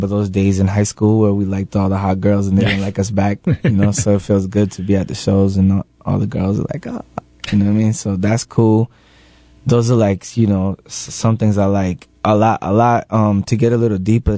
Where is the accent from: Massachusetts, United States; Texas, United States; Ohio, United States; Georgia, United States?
Massachusetts, United States; Lawrence; I'm from Lawrence. It's you know, it's a poor, poverty, you know, stricken place